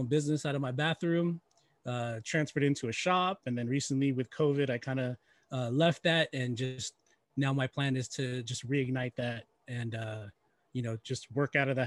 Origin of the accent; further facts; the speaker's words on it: Bay Area, California, United States; I was raised in the Bay Area, in the late 80s, early 80s and 90s